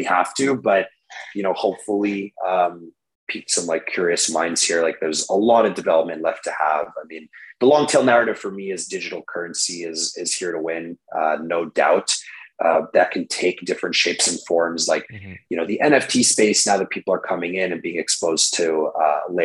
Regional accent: Canada; I'm just a Canadian boy

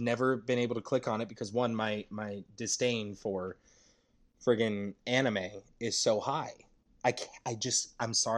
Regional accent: United States; I'm American, not Japanese

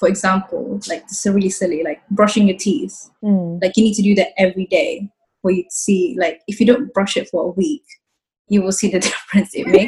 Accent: Exeter, South West England, United Kingdom; also born or lived in Philippines; now in London, United Kingdom; I grew up in Exeter. I was born in Philippines. I moved around quite a lot, like, since I was a kid. And, well, to be honest, I'm in London now.

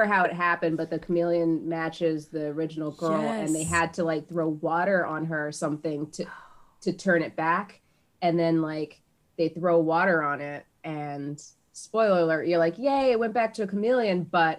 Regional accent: Las Vegas, Nevada, United States; I've been to Disneyland a million times because I grew up in Vegas. So that's like our vacation spot.

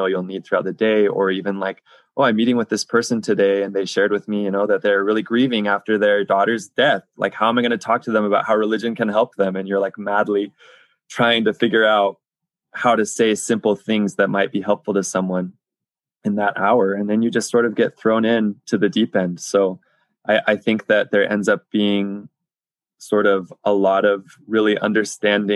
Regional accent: United States; moved away as an adult; I was from America

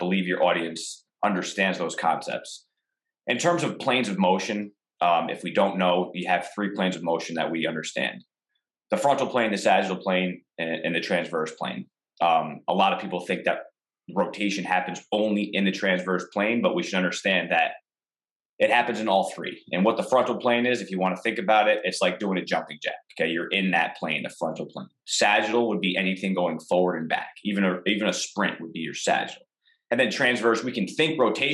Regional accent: Albany, New York, United States; also born or lived in Cortland, New York / Westchester, New York; I moved back to my hometown. I was a strength coach at the College of St. Rose in Albany, New York

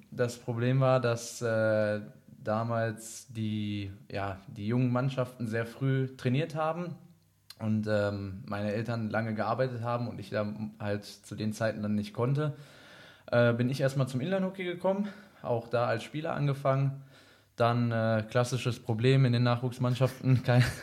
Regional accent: Iserlohn, North Rhine-Westphalia, Germany; moved away as an adult; ich komme aus Iserlohn, äh, bin dort aufgewachsen äh, bis zu meinem, boah, keine Ahnung, ich glaube 22. Lebensjahr, dann ging es nach Halle aus.

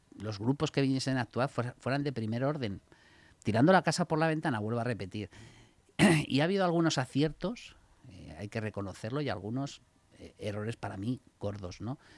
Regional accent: Spain; nosotros como españoles

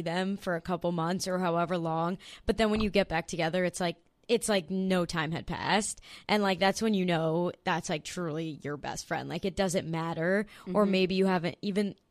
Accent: New Jersey, United States; I grew up in New Jersey

